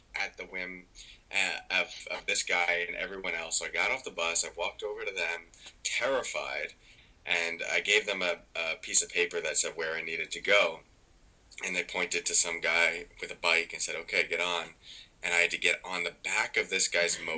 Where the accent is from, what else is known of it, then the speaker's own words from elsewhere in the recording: New York, United States; I'm from New York